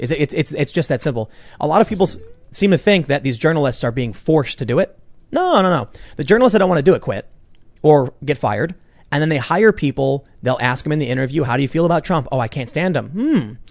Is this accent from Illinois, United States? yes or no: yes; Chicago, Illinois, United States; I'm from the South Side